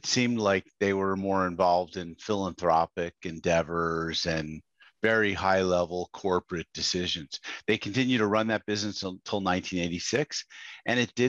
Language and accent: English; Westchester County, New York, United States; I grew up in Westchester County, New York, which is an affluent suburb of New York City.